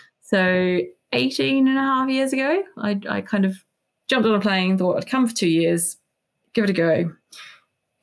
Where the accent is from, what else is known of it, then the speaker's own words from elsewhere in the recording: New Zealand; moved away as an adult; now in United Kingdom; I grew up in New Zealand, surrounded by beautiful produce